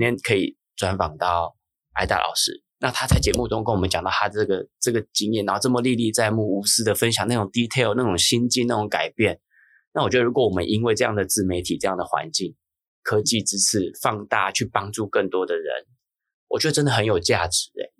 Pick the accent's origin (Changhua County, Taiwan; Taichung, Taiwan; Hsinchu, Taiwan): Hsinchu, Taiwan; 我是新竹长大的小孩